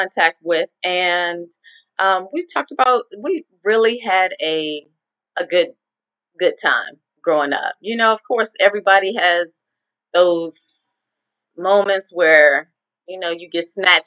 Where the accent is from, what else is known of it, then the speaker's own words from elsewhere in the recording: Arlington, Virginia, United States; I was born and raised in Arlington, Virginia